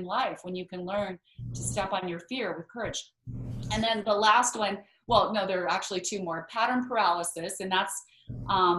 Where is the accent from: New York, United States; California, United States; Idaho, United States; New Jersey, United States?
Idaho, United States; we grew up in Idaho where there are lots and lots of potatoes, but no mangoes